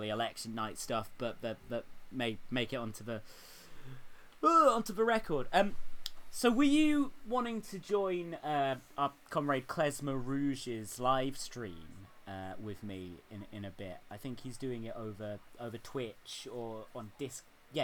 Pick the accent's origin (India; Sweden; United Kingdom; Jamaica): United Kingdom; as a British musician